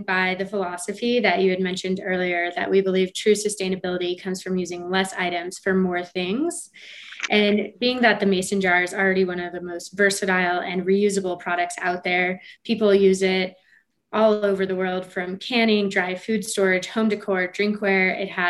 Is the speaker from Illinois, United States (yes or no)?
no; Colorado, United States; So he's, like I said, we're both from Colorado.